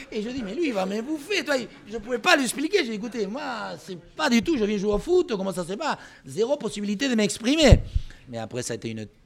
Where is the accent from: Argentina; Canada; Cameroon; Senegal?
Argentina; Pampas; French is a second language; moved away as an adult; now in France; moi, je venais de la Pampa, encore une fois, les chevaux, les vaches et les moutons, la tour Eiffel.